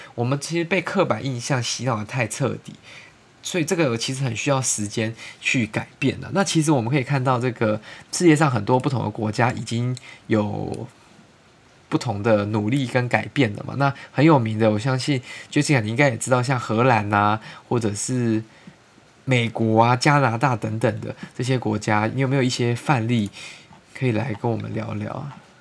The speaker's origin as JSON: {"language": "Chinese", "country": "Taiwan", "tie": "born or raised there", "said": "我们从小在台湾长大"}